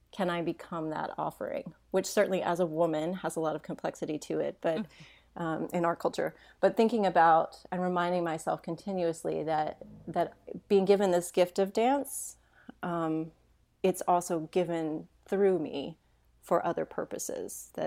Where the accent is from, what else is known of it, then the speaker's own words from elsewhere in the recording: Hendersonville, Tennessee, United States; I actually grew up in a small town. It used to be a small town, it's not anymore, um, right outside of Nashville, Tennessee. And um, it's a place, it, it's called Hendersonville